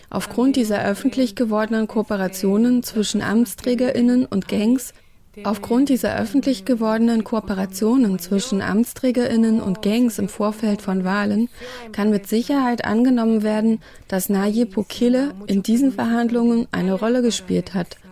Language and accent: German; El Salvador; Ich bin aus El Salvador.